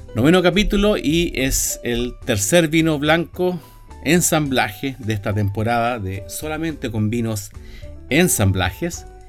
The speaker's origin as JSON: {"language": "Spanish", "town": "Viña del Mar", "region": "Valparaíso", "country": "Chile", "tie": "born or raised there", "said": "Viña del Mar, mi ciudad natal"}